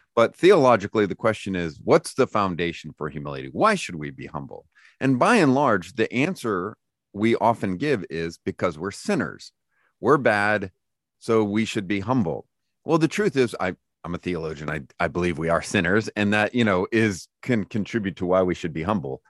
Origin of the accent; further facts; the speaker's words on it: Lodi, California, United States; moved away as an adult; now in Lookout Mountain, United States; I was born and raised in Lodi, California